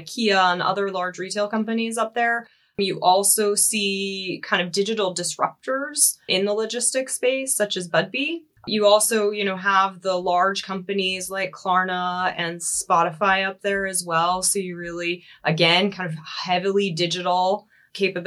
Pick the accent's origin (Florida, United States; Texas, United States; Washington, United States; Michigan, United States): Washington, United States; Seattle; moved away as an adult; now in Germany; I do come from the US, if you can't tell from the accent. So I relocated from Seattle, Washington, 2.5 years ago to Germany.